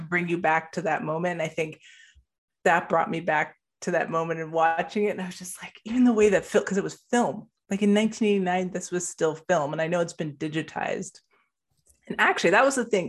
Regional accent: Canada; in Canada

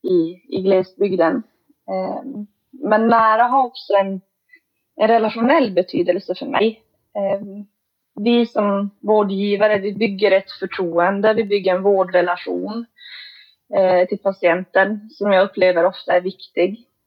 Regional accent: Kiruna, Norrbotten County, Sweden; now in Vittangi, Sweden; Vi är båda födda och uppvuxna i Kiruna, Kiruna stad

